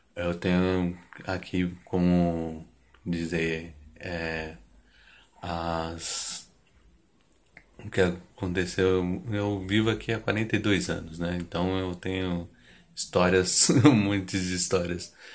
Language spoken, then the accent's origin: Portuguese; São Paulo, Brazil; sou aqui do Jardim Eliana, Grajaú.